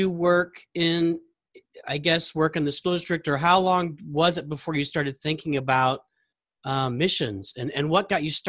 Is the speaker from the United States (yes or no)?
yes; St. Peters, Missouri, United States; I grew up in St. Peter's, and I went to Howell North